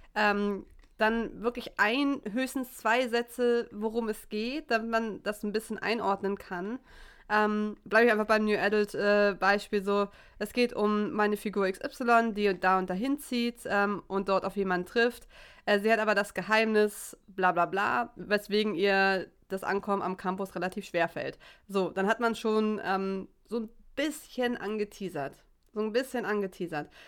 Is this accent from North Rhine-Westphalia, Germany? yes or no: no; Hamburg, Germany; ich komme aus Hamburg